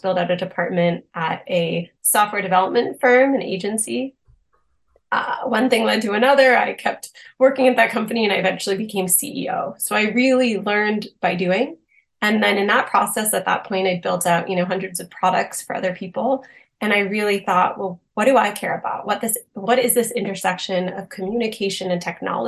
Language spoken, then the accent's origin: English; Boston, Massachusetts, United States; moved away as an adult; also born or lived in Austin, Texas; I'm originally from the Boston area.